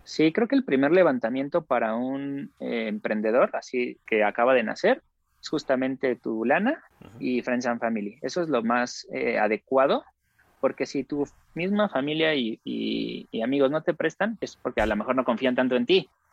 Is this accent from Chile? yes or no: no; Mexico; todos nosotros como mexicanos